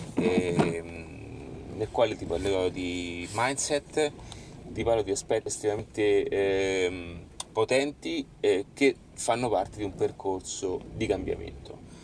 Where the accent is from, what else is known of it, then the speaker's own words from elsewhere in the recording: Rome, Lazio, Italy; also born or lived in Fonte Nuova; io sono di origine, sono di Roma